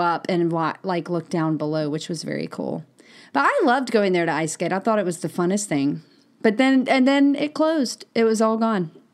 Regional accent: Mississippi, United States; I grew up in Mississippi

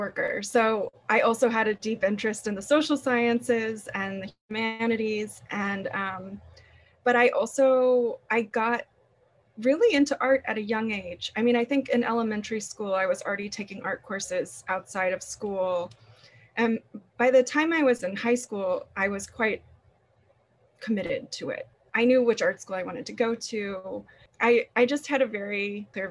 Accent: Atlanta, Georgia, United States; I grew up primarily in Atlanta

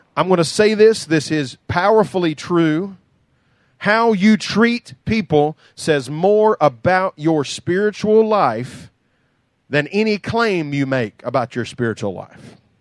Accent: United States; I grew up in Doug Spur with an outhouse

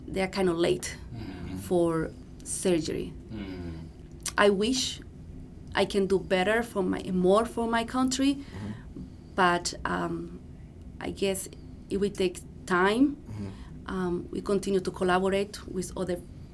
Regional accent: Dominican Republic; moved away as an adult; now in United States; I am from the Dominican Republic

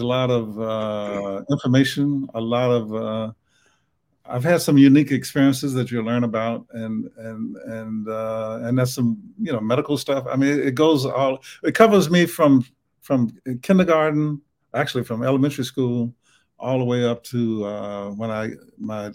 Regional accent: the South, United States; accent: Southern; my Southern accent

